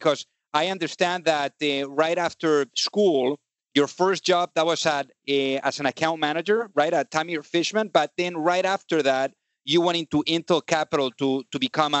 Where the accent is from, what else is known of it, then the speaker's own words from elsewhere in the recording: Spain; I'm also from Spain